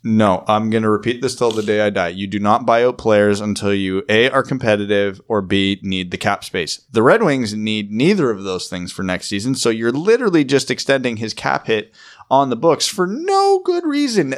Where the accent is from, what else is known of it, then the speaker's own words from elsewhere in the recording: Ontario, Canada; I'm from Ontario